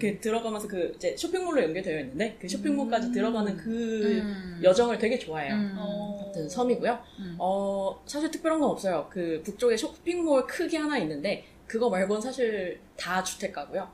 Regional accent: South Korea; now in Hong Kong; 한국인인데 한국말도 잘하는데

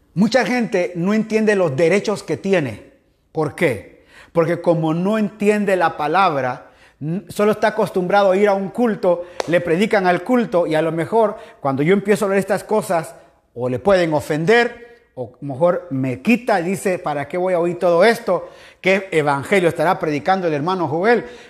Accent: Guatemala; now in Guayaquil, Ecuador; como decimos allá en mi país Guatemala

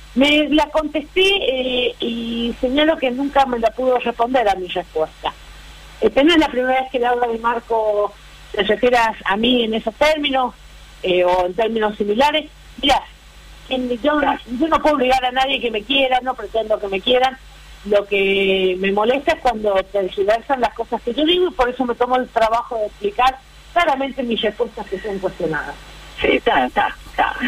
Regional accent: Cuyo, Argentina; moved away; also born or lived in Córdoba; soy cuyana

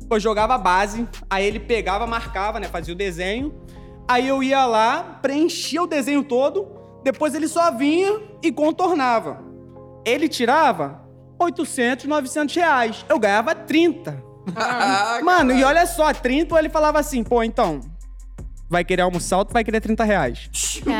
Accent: Rio de Janeiro, Brazil; Nascido e criado na Rocinha, né? Lá na vila onde eu morava, tinha eu e tinha outro ….

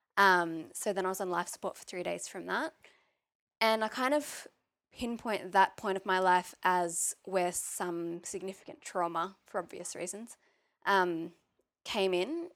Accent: Maitland, New South Wales, Australia; I grew up in Maitland, which is about half an hour away from Newcastle

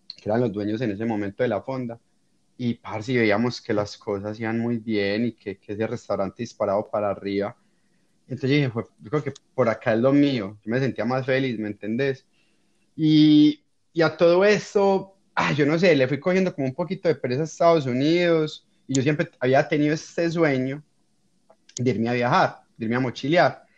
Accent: Colombia; moved away as an adult; also born or lived in United States

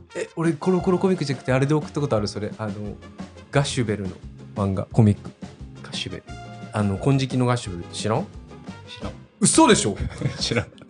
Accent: Nagasaki, Japan; accent: Nagasaki dialect; first language Japanese; also born or lived in Tokyo; now in United Kingdom; 長崎出身なので

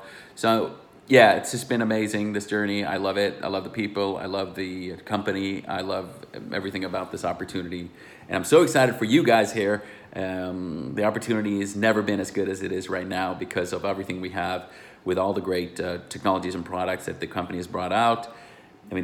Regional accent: Sweden; English is a second language; moved away; also born or lived in United States / Luxembourg; Like I said … I'm originally from Sweden. I know I speak a little American, but hey, I have grown up, I went to university in America, and then I came back to Europe

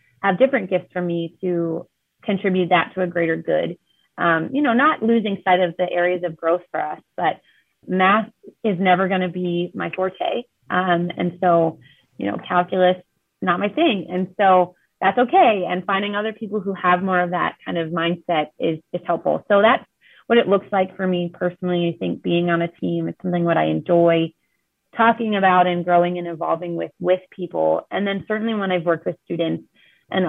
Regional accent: Walkersville, Maryland, United States; moved away as an adult; also born or lived in Queens, New York / Pennsylvania; now in South Bend, United States; I grew up in Walkersville in Maryland

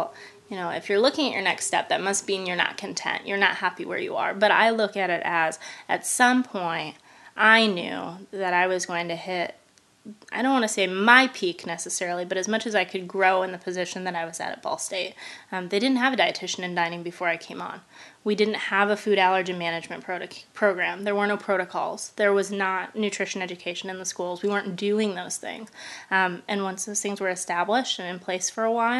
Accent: Michigan, United States; moved away as an adult; now in Indiana, United States; I'm from Michigan originally.

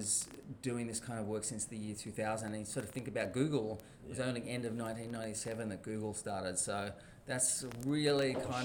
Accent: New South Wales, Australia; also born or lived in Sydney; I'm from Sydney. I was born in Sydney, grew up in many places around New South Wales, but back in Sydney

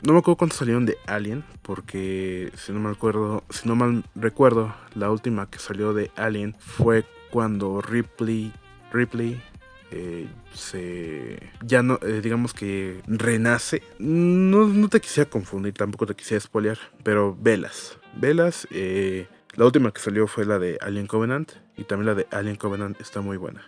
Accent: Mexico; los que somos mexicanos

